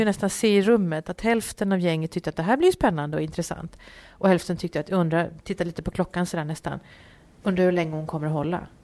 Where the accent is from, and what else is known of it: Uppsala, Uppsala County, Sweden; born or raised there; moved away as an adult; also born or lived in Varberg / Gothenburg; now in Gävle, Sweden